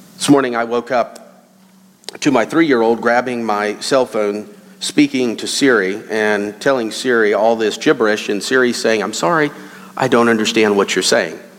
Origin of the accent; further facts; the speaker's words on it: Lakeland, Florida, United States; moved away; I was born and raised in Lakeland, Florida